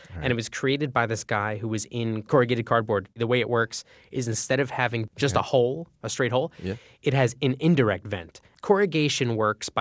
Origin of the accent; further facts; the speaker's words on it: Northeast, United States; growing up in the Northeast